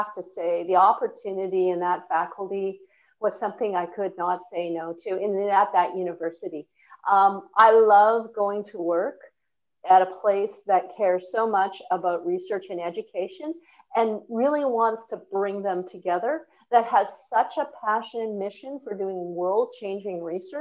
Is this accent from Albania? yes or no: no; Vancouver, British Columbia, Canada; moved away as an adult; now in Melbourne, Australia; as a Canadian coming from a very diverse and multicultural city in Vancouver